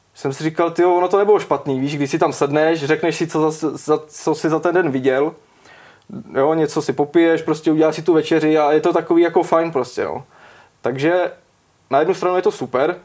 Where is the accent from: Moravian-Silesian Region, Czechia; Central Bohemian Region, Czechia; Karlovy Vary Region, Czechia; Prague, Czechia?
Central Bohemian Region, Czechia; Čáslav; jsem z Čáslavy a studoval jsem střední v Kutný hoře